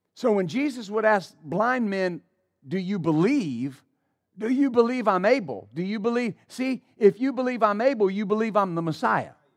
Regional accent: West Texas, United States; I grew up in West Texas

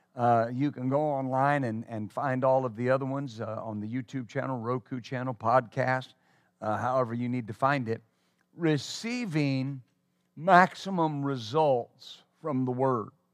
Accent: West Texas, United States; I was raised in West Texas

